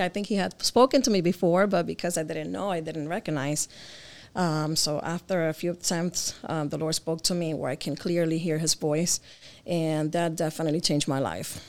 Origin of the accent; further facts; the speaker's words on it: Connecticut, United States; also born or lived in Jersey City, New Jersey; I was born in Jersey and I grew up in Connecticut